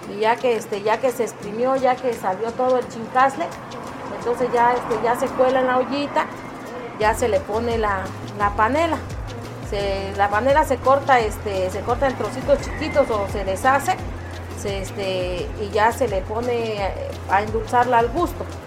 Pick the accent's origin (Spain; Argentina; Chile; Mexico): Mexico; Villa Sola de Vega, Oaxaca; de Villa Sola de Vega, perteneciente a la Sierra Sur.